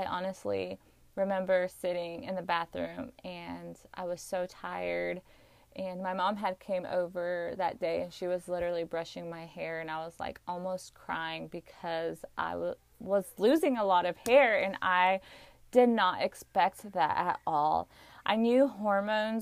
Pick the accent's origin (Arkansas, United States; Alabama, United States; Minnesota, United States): Arkansas, United States; I was born and raised here in Arkansas. I still live here